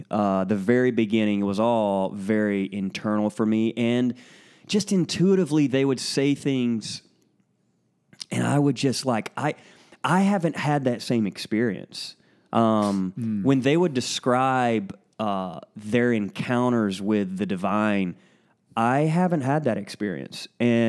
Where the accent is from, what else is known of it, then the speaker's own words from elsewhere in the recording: Lake City, Florida, United States; also born or lived in Alabama / Georgia / Tennessee; So I was born and raised in right outside of Gainesville, Florida, in Lake City.